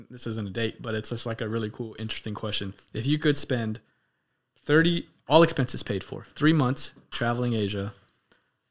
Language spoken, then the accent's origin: English; United States; I'm American.